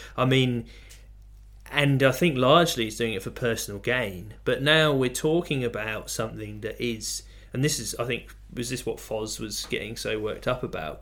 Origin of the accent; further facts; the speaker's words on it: England, United Kingdom; now in Australia; we're English and we've always had a different system